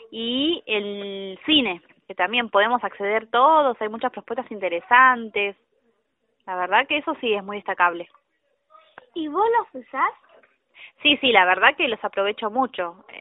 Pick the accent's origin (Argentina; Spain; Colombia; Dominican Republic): Argentina; Caseros, Buenos Aires Province; de Casero, tengo 48 años.